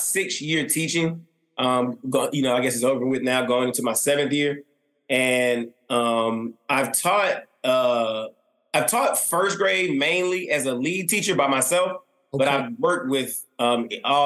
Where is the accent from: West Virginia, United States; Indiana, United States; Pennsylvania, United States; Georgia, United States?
Georgia, United States; East Point; I grew up in College Park, East Point, all my life